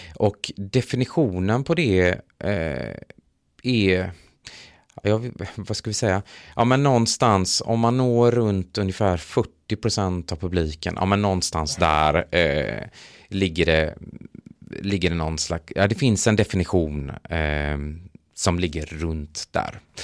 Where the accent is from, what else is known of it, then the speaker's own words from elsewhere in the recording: Gothenburg, Västra Götaland, Sweden; jag kommer faktiskt från Göteborg